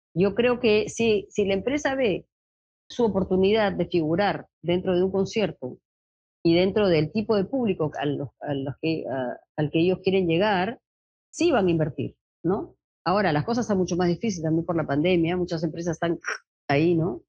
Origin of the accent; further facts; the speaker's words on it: Lima, Peru; yo soy limeña y mi experiencia más fuerte es en Lima